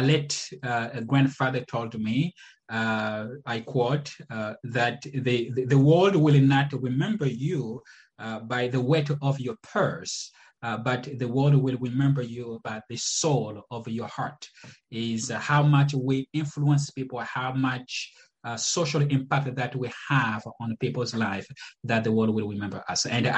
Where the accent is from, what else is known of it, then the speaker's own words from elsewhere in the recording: Republic of the Congo; moved away; also born or lived in Massachusetts; I was born in the Republic of the Congo, Congo Brazzaville.